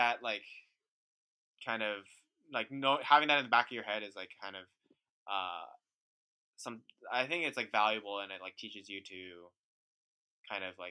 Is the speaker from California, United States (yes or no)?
yes; Bay Area, California, United States; also born or lived in New York; I grew up in the Bay Area, and then I went to school in the Bay Area